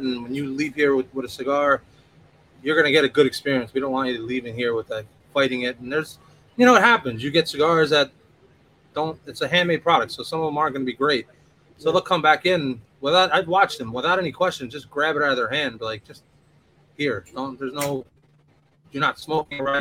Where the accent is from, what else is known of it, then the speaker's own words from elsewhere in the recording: New York City, New York, United States; growing up in New York City and just the out suburbs of New York